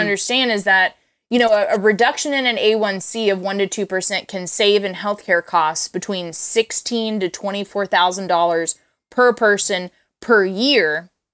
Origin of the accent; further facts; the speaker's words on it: Tulsa, Oklahoma, United States; moved away as an adult; also born or lived in Los Angeles, California; I grew up in Tulsa, Oklahoma, but I had moved out to California